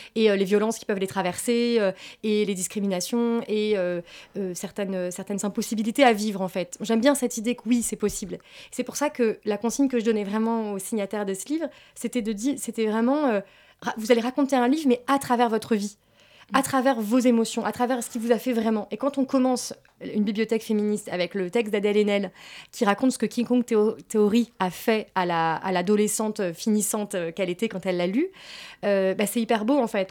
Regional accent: France; j'ai grandi, euh, voilà, j'ai grandi en France

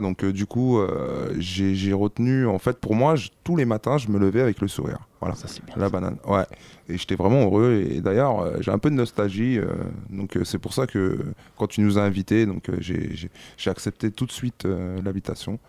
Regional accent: Bondy, Île-de-France, France; also born or lived in Bordeaux; j'ai fréquenté aussi les centres de loisirs étant plus jeune donc un peu plus au départ un peu sur Bordeaux et puis après sur Bondy

